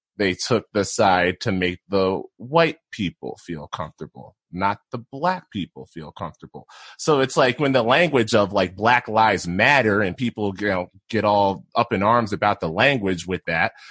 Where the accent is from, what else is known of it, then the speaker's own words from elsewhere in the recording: Philadelphia, Pennsylvania, United States; moved away as an adult; also born or lived in Syracuse, New York / Idaho Falls, Idaho; now in Boise, United States; I'm from the Philadelphia area originally, then went to school at Syracuse